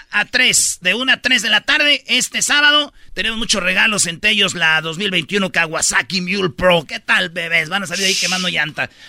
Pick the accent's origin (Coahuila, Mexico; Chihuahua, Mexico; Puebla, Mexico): Chihuahua, Mexico; now in Kansas, United States; Yo soy de Chihuahua y vivo en Kansas.